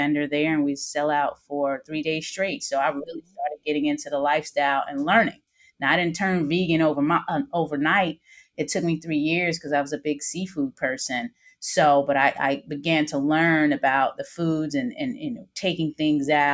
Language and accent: English; New York City, New York, United States; also born or lived in New Jersey; now in Maryland, United States; I grew up in the New York City housing project in the South Bronx